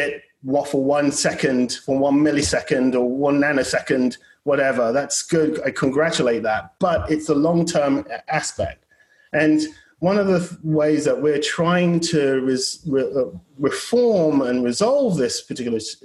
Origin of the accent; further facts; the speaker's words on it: United Kingdom; now in United States; I'm British as well and born and bred